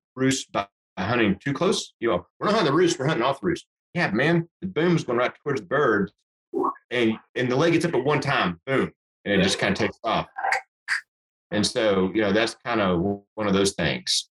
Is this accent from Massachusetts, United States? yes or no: no; Amarillo, Texas, United States; I grew up way up here in Amarillo